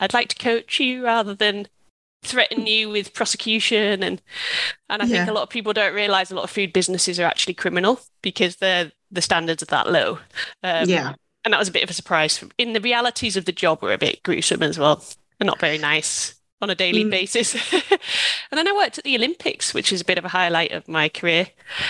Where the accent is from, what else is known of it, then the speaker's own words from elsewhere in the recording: United Kingdom; moved away as an adult; also born or lived in Australia; I'm British